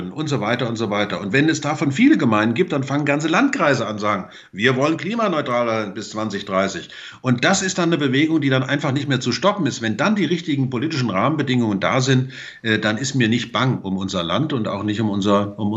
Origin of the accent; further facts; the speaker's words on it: Hesse, Germany; Aber wenn ich mal dran denke, ich komme aus dem Vogelsberg, da ist der öffentliche Nahverkehr jetzt nicht so gut ausgebaut wie zum Beispiel hier in München oder wie im Rhein-Main-Gebiet.